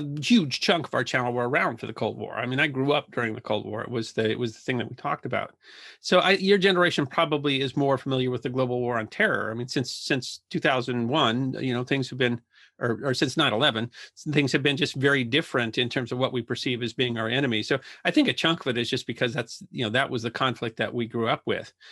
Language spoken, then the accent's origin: English; South Dakota, United States; I, I grew up in South Dakota